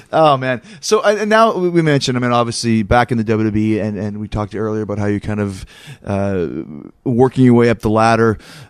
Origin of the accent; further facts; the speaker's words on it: Canada; I'm from Canada, so okay.